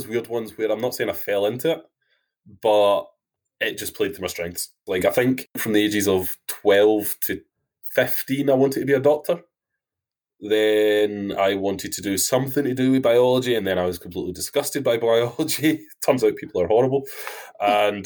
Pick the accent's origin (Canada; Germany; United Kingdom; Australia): United Kingdom; Wilsontown, Scotland; now in Edinburgh, United Kingdom; I'm from a tiny, tiny place called Wilsontown, which is in central Scotland.